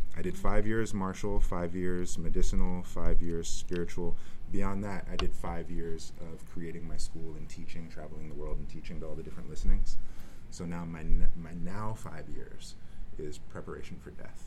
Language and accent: English; Richmond, California, United States; I grew up in the East Bay, Richmond, California